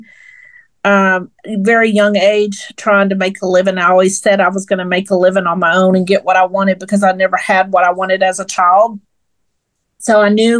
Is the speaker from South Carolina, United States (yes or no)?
no; Fort Worth, Texas, United States; also born or lived in Midland, Texas; I'm a West Texas girl. But I grew up here in Fort Worth, and this is my hometown.